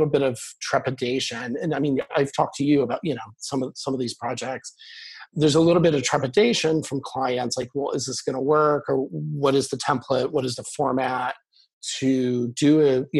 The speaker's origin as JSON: {"language": "English", "town": "Kansas City", "country": "United States", "tie": "born or raised there", "moved": "as an adult", "said": "I grew up in Kansas City, so I talked to my family and friends there"}